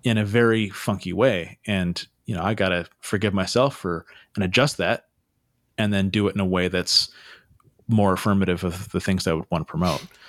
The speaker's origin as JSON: {"language": "English", "town": "Santa Cruz", "region": "California", "country": "United States", "tie": "born or raised there", "said": "I grew up in Santa Cruz"}